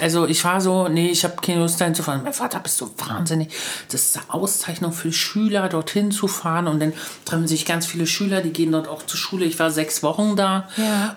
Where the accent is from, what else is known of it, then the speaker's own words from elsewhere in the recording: Luckenwalde, Brandenburg, Germany; ich komme aus Luckenmalde.